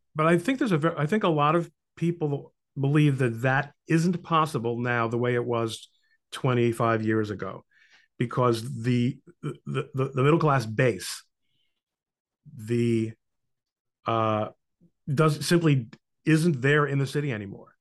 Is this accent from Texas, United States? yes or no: no; Brooklyn, New Jersey, United States; now in New Jersey, United States; I lived in Brooklyn till I was nine years old